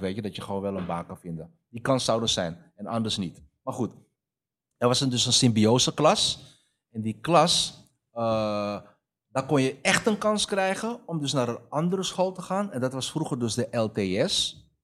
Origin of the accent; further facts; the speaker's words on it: Amsterdam, North Holland, Netherlands; also born or lived in Almere; mijn jeugd in de Bijlmer